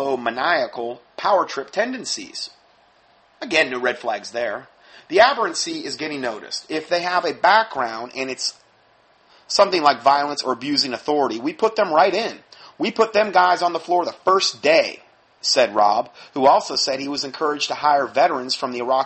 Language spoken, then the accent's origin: English; Fort Myers, Florida, United States; moved away; my hometown, originally, in Fort Myers.